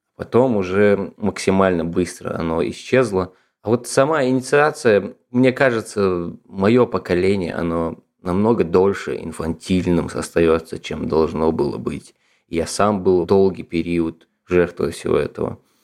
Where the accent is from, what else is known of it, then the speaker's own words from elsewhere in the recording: Ingushetia, Russia; moved away as an adult; now in Moscow, Russia; я родом из Республики Ингушетия